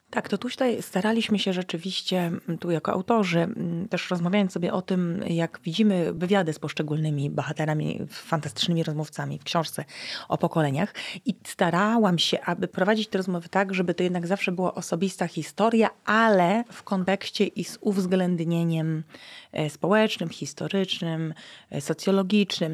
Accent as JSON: {"language": "Polish", "region": "West Pomeranian Voivodeship", "country": "Poland", "said": "z profesorem Bodnarem pochodzimy z zachodniopomorskiego województwa. Jesteśmy ziomkami"}